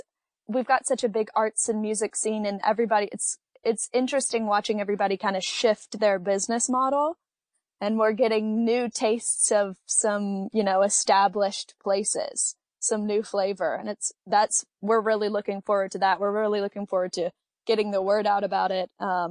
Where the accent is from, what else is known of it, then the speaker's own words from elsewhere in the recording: Kentucky, United States; I played soccer in high school, because I'm from Western Kentucky, and we've got the rivers and we've got, you know, some mountains in the east